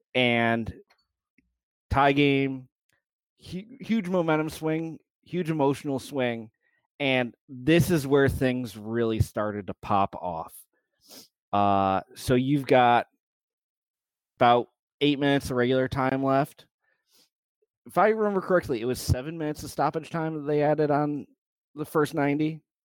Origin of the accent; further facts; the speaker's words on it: United States; as an American